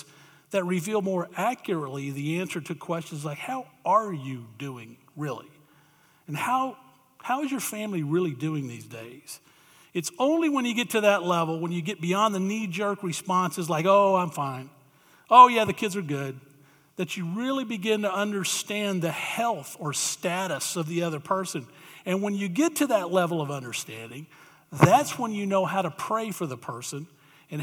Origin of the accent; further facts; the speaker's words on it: Tennessee, Alabama area, the South, United States; moved away as an adult; I grew up in the South, Tennessee, Alabama area